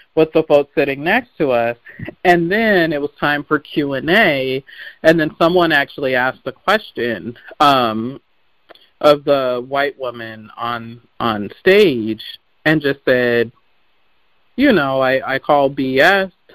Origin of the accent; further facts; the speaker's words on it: Seattle, Washington, United States; I grew up in Seattle